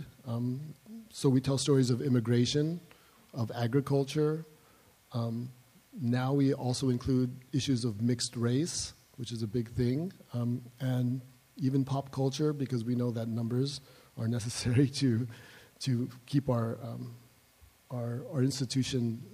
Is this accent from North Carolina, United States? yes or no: no; Los Angeles, California, United States; I'm a native-born Angeleno